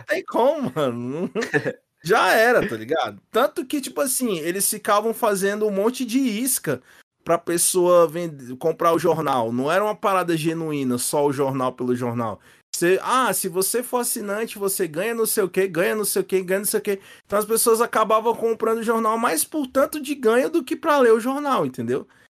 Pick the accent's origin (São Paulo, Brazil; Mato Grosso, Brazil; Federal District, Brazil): Federal District, Brazil; Brasília; falando aqui da minha terra